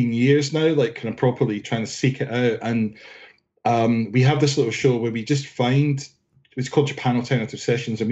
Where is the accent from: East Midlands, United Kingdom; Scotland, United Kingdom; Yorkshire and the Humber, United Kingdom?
Scotland, United Kingdom; now in London, United Kingdom; I'm in Northwest London, but I'm actually from Scotland.